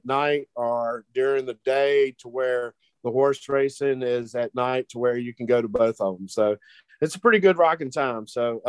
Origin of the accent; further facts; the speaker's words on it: Mississippi, United States; I'm from Mississippi.